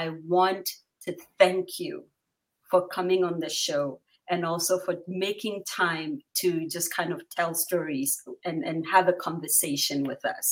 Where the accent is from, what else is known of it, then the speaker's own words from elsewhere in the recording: Bawku, Upper East, Ghana; I'm from the north.